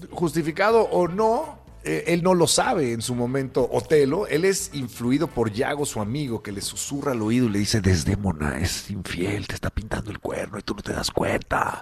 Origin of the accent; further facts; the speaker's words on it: Mexico; somos los mexicanos